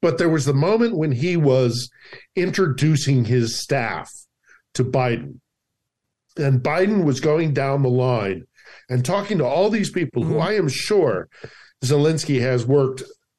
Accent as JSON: {"language": "English", "country": "United States", "moved": "yes", "lives_now": "Ukraine", "said": "I'm an American"}